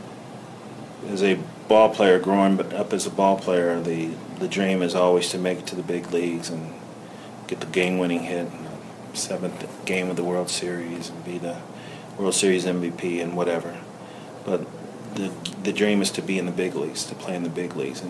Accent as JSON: {"language": "English", "town": "Cincinnati", "region": "Ohio", "country": "United States", "tie": "born or raised there", "said": "I'm from Cincinnati. I was born and raised in Cincinnati."}